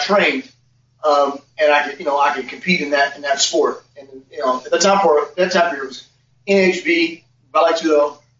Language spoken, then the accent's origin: English; Ohio, United States; also born or lived in Cincinnati / Nashville; I'm from Ohio originally.